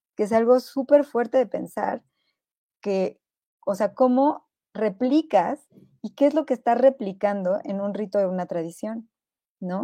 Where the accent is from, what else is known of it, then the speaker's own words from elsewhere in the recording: Mexico; yo soy mexicana